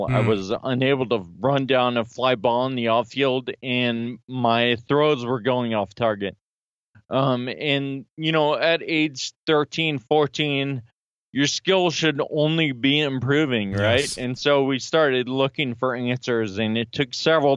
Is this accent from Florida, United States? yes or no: no; Sacramento, California, United States; now in Philadelphia, United States; I'm from Sacramento, California, but I live right outside of Philly now